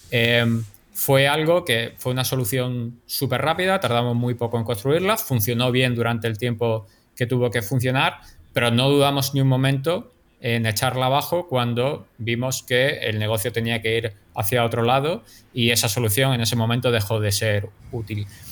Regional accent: Málaga, Andalusia, Spain; now in New York, United States; yo soy de Málaga

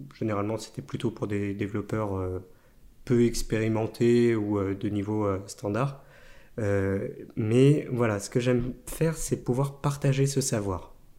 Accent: Nantes, Pays de la Loire, France; also born or lived in La Chapelle-sur-Erdre; je suis né à Nantes et au final, mon père était directeur technique à Alcatel d'Orvaux

